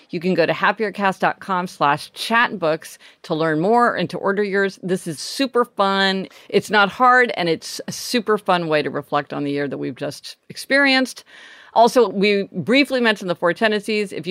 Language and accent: English; Midwest, United States; now in Los Angeles, United States; We grew up in the Midwest, so we, you know, we were part of that whole thing of people getting their license on the day they turned 16.